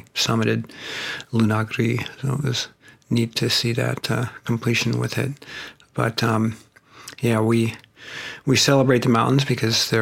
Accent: Bozeman, Montana, United States; I'm from Bozeman

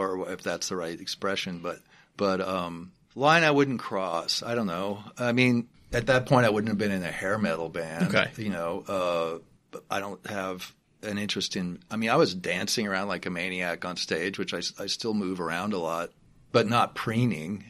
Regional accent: Los Angeles, California, United States; now in New York City, United States; I was in Los Angeles, to be honest, even though it's my hometown and my dad's hometown.

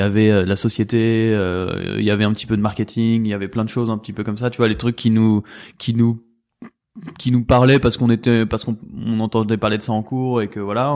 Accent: Paris, Île-de-France, France; on est parisien

